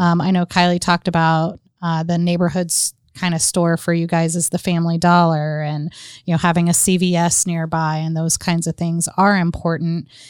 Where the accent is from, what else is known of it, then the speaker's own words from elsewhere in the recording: North Carolina, United States; moved away; I grew up in North Carolina for a while